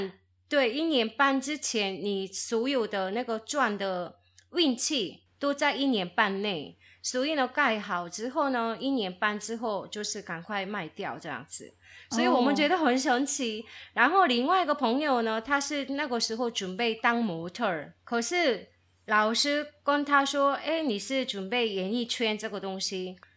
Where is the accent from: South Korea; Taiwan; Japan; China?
South Korea; moved away; 我是从韩国来的